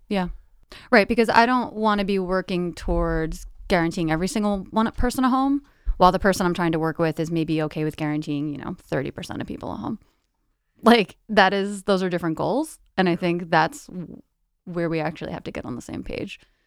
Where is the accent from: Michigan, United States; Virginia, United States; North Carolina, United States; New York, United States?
New York, United States; New Windsor; moved away; I grew up in a small suburban town in, uh, Orange County, New York. So I grew up in a town called New Windsor